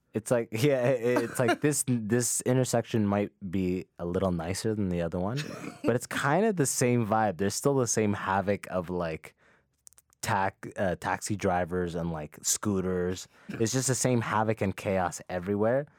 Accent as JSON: {"language": "English", "town": "London", "region": "Ontario", "country": "Canada", "tie": "born or raised there", "also_born_or_lived": "Sudan", "said": "I got raised with that mentality in London, Ontario"}